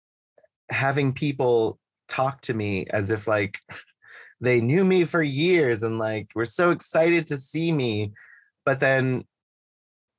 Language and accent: English; Boston, Massachusetts, United States; moved away; also born or lived in Shanghai / Los Angeles; I'm from Boston